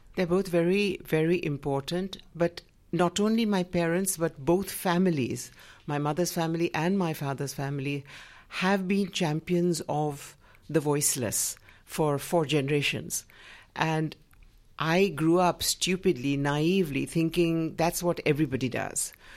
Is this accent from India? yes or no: yes; Gujarat, India; in my home state of Gujarat